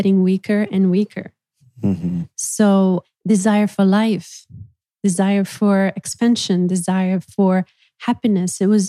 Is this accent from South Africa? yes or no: no; Bosnia & Herzegovina; English is a second language; moved away; moving back to my hometown, just like not too far from Sarajevo